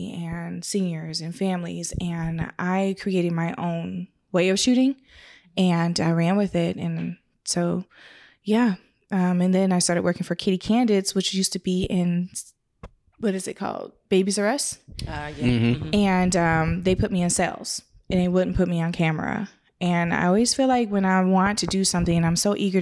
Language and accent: English; Canada; moved away; I'm Canadian. I'm from Canada